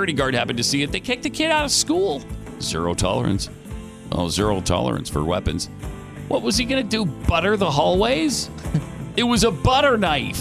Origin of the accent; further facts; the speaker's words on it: Helena, Montana, United States; I grew up in Montana on the mean streets of Helena, Montana